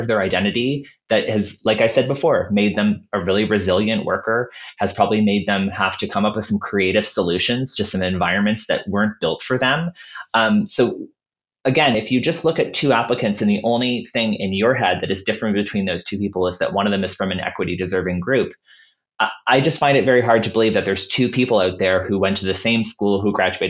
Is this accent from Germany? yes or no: no; Halifax, Nova Scotia, Canada; Halifax, my hometown